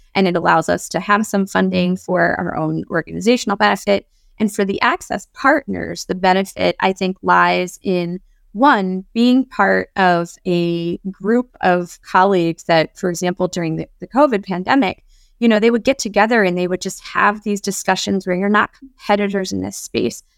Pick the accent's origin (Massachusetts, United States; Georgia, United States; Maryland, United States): Maryland, United States; Baltimore; working with a lot of social justice organizations based in Baltimore, my favorite place in the world